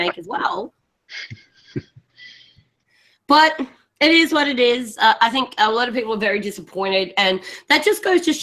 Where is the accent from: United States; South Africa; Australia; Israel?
Australia; Being an Australian